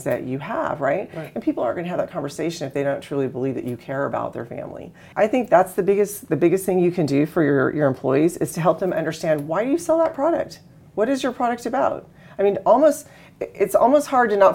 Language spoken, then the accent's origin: English; Texas, United States; moved away; I grew up in Texas